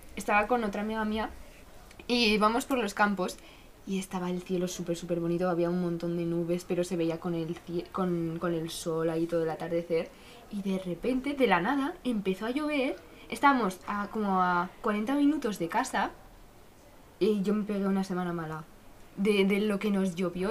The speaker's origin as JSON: {"language": "Spanish", "town": "Zaragoza", "region": "Aragon", "country": "Spain", "said": "somos de Zaragoza"}